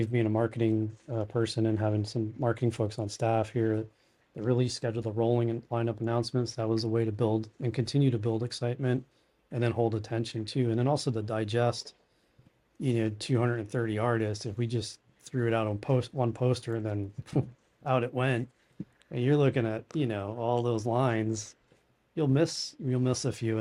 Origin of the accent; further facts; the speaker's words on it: Allentown, Pennsylvania, United States; moved away as an adult; now in Appleton, United States; I'm originally from Allentown